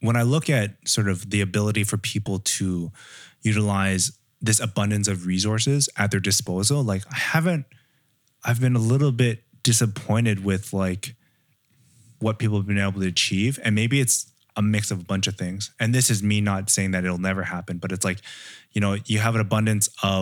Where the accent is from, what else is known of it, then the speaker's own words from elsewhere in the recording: Canada; I grew up in Canada